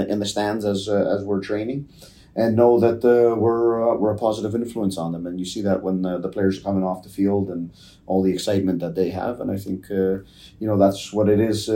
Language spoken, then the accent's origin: English; Toronto, Ontario, Canada; when I was growing up in Toronto, down in the East York area